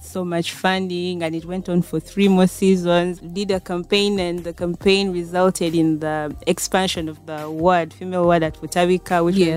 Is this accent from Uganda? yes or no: yes; Central Region, Uganda; also born or lived in Kasese; I grew up here in Central.